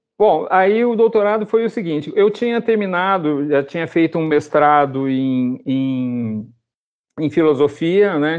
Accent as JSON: {"language": "Portuguese", "town": "Londrina", "region": "Paraná", "country": "Brazil", "moved": "as an adult", "lives_now": "Curitiba, Brazil", "said": "eu que saí de Londrina"}